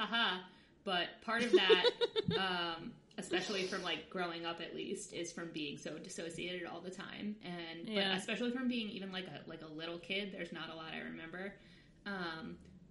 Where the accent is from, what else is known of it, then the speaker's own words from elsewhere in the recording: Long Island, New York, United States; I'm from Long Island, so it was close to the city